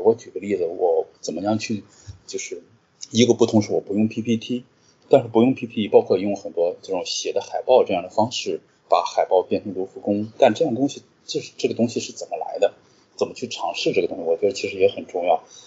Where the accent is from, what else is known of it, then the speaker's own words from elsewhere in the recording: Qingdao, Shandong, China; moved away as an adult; also born or lived in Jinan; 我是个青岛人